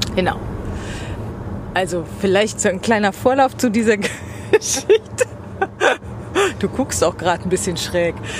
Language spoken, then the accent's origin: German; West Germany, Germany; Jetzt bin ich Wessi